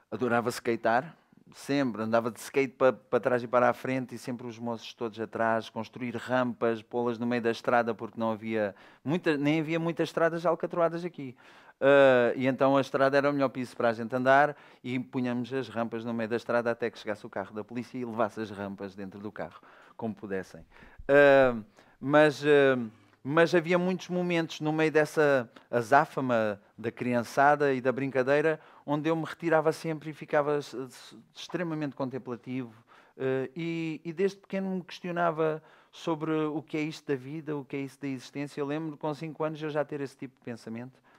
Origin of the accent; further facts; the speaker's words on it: Faro, Algarve, Portugal; Nasci em Faro.